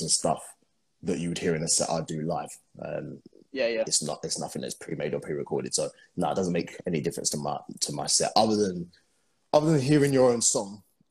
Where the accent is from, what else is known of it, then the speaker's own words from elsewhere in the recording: London, United Kingdom; moved away as an adult; now in Dubai, United Arab Emirates; I'm from London